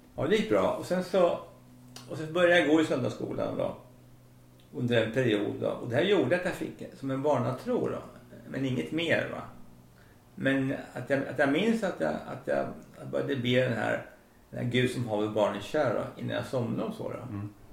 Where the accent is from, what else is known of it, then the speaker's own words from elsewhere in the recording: Söderköping, Östergötland, Sweden; Jag växte upp i Söderköping